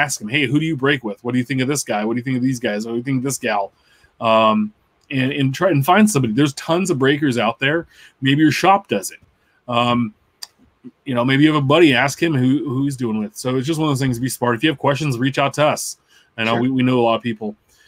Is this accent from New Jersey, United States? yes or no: no; Sacramento, California, United States; I was from Sacramento